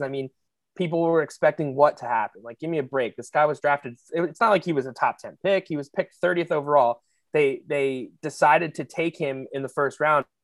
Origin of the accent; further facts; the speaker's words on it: Pennsylvania, United States; I'm from Pennsylvania.